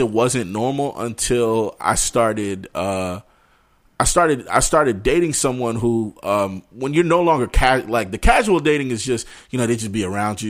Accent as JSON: {"language": "English", "region": "New York", "country": "United States", "tie": "born or raised there", "said": "growing up in New York"}